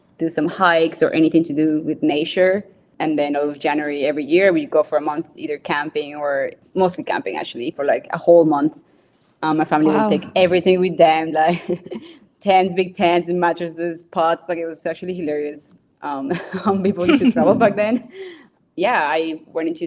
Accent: Bogotá, Colombia; I was born in Bogota, Colombia. So that's the city, the capital city of Colombia. I grew up, so that's right in the mountains

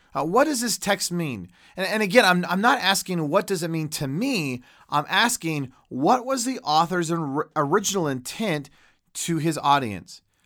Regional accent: United States; an American Christian

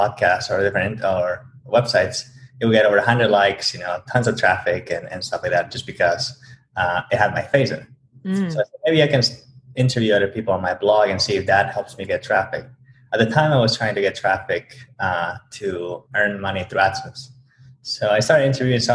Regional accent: Bolivia; moved away as an adult; now in United States; originally from Bolivia. I came to the U.S. a few years ago

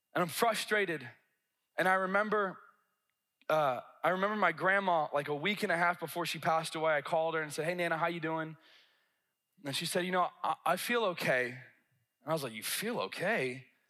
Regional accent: the South, United States; I'm from a big city from the South.

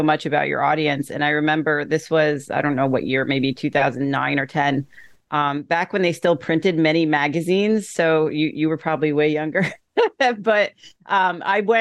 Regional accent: Greenwich, Connecticut, United States; I started training at a commercial gym in my hometown of Greenwich, Connecticut

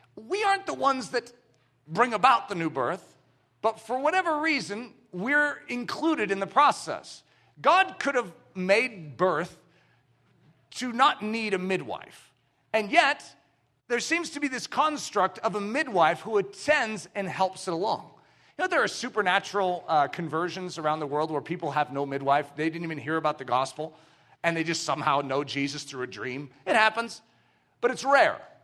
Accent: United States; we as American Christians

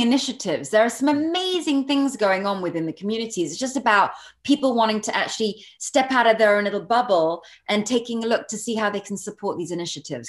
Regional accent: Barbados; I'm not American. Um, I grew up in Barbados

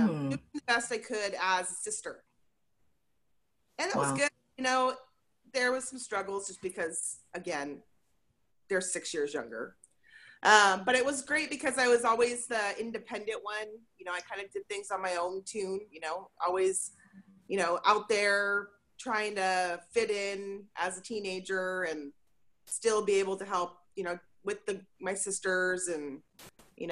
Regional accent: Portland, Oregon, United States; born or raised there

